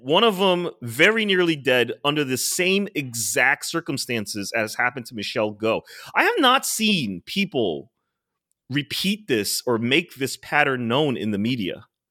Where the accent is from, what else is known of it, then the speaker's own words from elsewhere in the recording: New York City, New York, United States; as a New Yorker